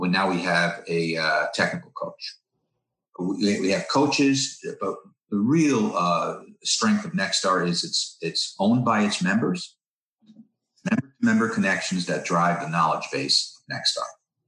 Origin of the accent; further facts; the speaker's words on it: New York, United States; now in Florida, United States; I'm a transplant from New York to Florida and loving life here in Florida.